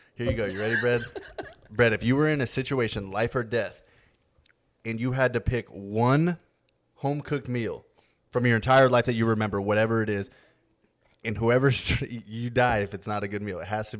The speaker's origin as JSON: {"language": "English", "region": "West Coast", "country": "United States", "said": "I'm the one from West Coast."}